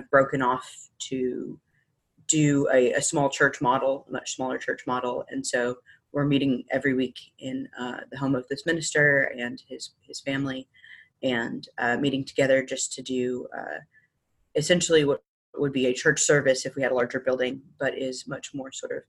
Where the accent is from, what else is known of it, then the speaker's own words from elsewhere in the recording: Long Island, New York, United States; now in Memphis, United States; I was born in Memphis, Tennessee, but I'm from Long Island, New York.